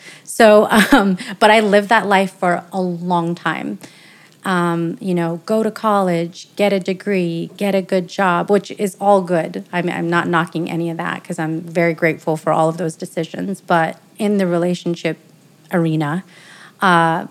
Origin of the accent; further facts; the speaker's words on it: the Bay Area, California, United States; now in Las Vegas, United States; I live here in Las Vegas, Nevada. I'm originally from California, the Bay Area, so not too far, neighbor state